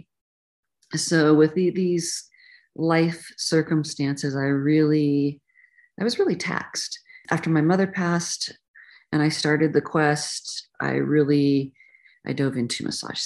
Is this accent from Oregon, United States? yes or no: yes; the mountains of Oregon, United States; moved away; also born or lived in California; I ended up leaving the country where I grew up, country meaning the country, the mountains of Oregon in the Pacific Northwest